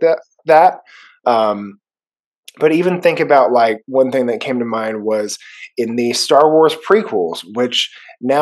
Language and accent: English; North Texas, United States; being a North Texan instead of a an Austin Texan, in my origin